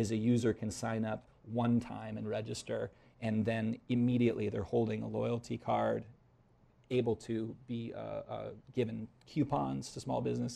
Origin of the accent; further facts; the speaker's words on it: Iowa, United States; moved away as an adult; also born or lived in Phoenix, Arizona; I grew up in Iowa, and I moved to Phoenix, Arizona. I was out there for about 12 years